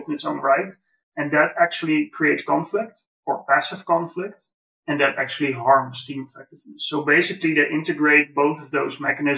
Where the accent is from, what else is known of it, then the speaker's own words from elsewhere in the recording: Netherlands; white guy from the Netherlands